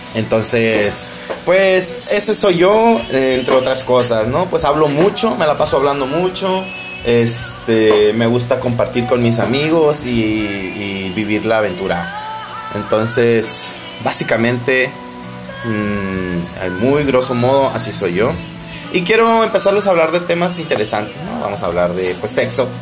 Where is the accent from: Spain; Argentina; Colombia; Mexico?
Mexico; home town 45 km from La Paz, Baja California Sur; mi pueblito natal que está a 45 kilómetros de La Paz, Baja California